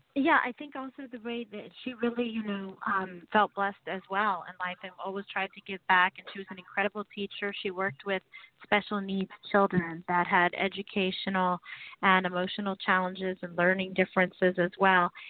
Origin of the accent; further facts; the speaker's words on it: San Francisco, California, United States; moved away as an adult; also born or lived in Los Angeles; I was um, born and raised in San Francisco